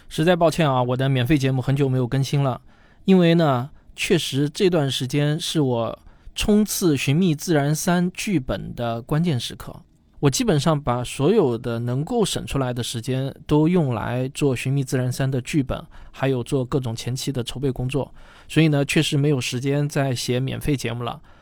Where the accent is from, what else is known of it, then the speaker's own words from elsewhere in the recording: southern China, China; 因为我是南方人嘛